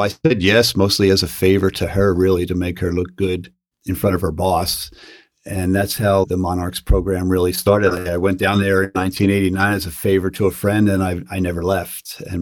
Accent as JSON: {"language": "English", "town": "Philadelphia", "region": "Pennsylvania", "country": "United States", "tie": "born or raised there", "said": "I grew up in Northeast Philadelphia in the Mayfair section of the city"}